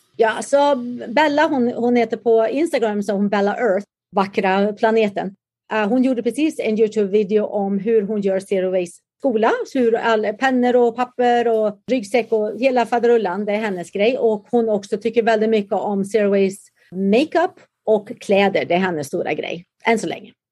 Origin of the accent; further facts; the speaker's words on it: Karlstad, Värmland, Sweden; moved away as an adult; also born or lived in Huskvarna, Småland; now in San Diego, United States; Jag är faktiskt född i Huskvarna i Småland och växte upp där och flyttade sedan till Karlstad. Så jag gick i skolan i Karlstad naturligtvis